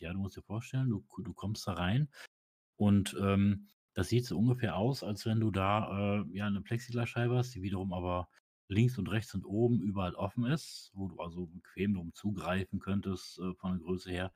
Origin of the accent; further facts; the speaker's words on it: Osnabrück, Lower Saxony, Germany; ich komme ja aus Osnabrück